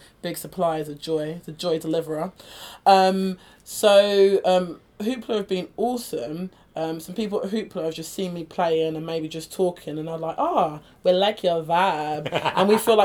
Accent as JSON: {"language": "English", "country": "United Kingdom", "said": "I identify as British as well"}